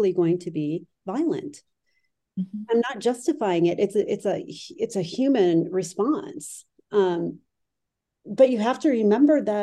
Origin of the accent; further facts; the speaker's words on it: United States; also born or lived in Lebanon; I'm in a unique position as an American being a civilian in a war